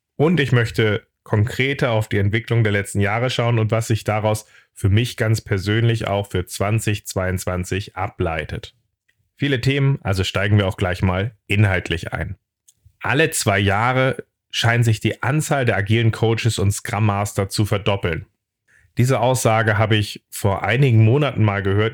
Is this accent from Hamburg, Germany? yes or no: yes; Hamburg, Germany; ich bin Hamburger